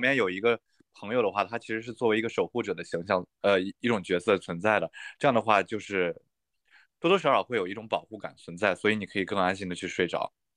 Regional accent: China; 作为中国人

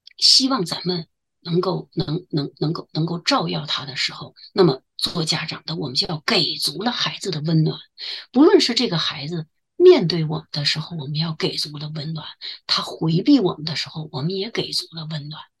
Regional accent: China; now in Waterloo, Canada; 我们中国人

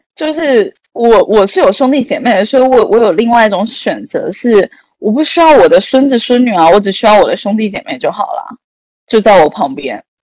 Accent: Taiwan; now in China; 身为一个台湾人

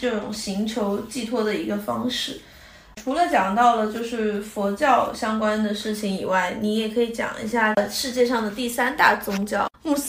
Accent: China; 你这个这跟中我们中国人拜财神爷的

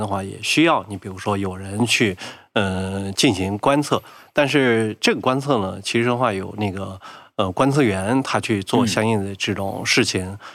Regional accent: Shaanxi, China; moved away; 我老家是陕西

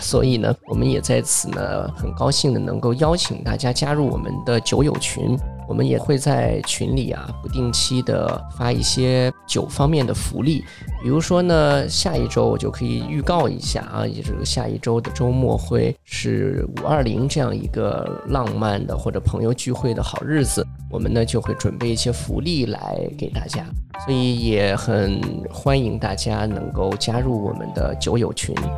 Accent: Northwest China, China; 我是从小在西北长大嘛

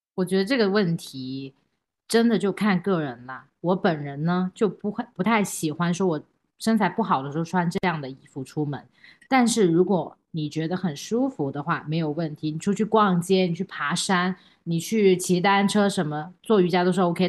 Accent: China; 我们中国人

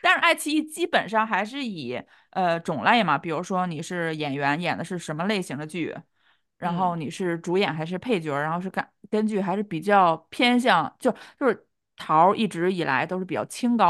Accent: China; 结果颁给了我们两个就是土生土长的大陆的艺人

